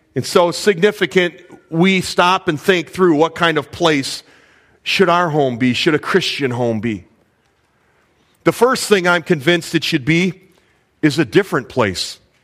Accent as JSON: {"language": "English", "region": "Illinois", "country": "United States", "tie": "born or raised there", "said": "I was born in Illinois"}